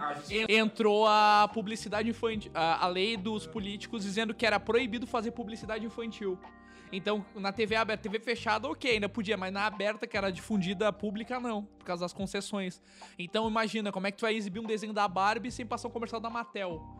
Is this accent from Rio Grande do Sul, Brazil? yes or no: yes; Pelotas, Rio Grande do Sul, Brazil; also born or lived in São Paulo / Porto Alegre; sou natural daqui de Pelotas